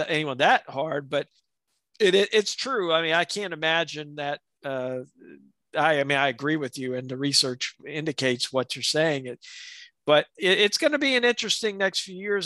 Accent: South Alabama, United States; growing up in South Alabama

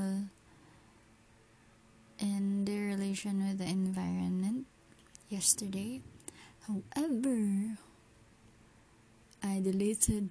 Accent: Philippines; As a Filipino

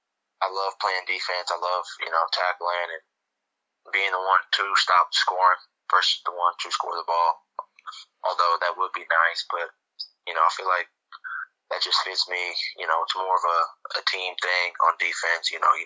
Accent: Louisville, Kentucky, United States; Just love my city, and proud to be from here.

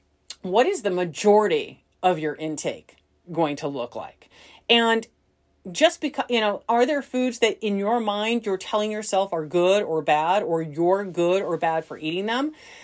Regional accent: Midwest, United States; I think I'm more of a data because I grew up in the Midwest, where we say, you know, like aunt and uncle.

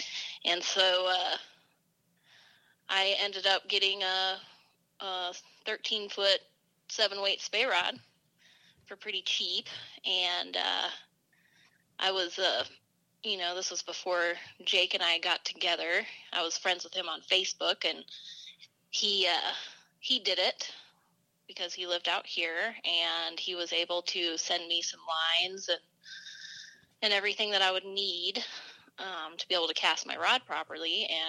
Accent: Bozeman, Montana, United States; now in Bend, United States; Born and raised in Bozeman, but now I'm living the dream in Bend.

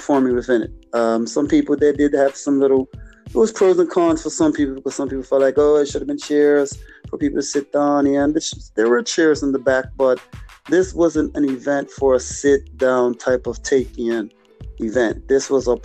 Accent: Bermuda; I am from a place where a lot of people may call it the Bermuda Triangle

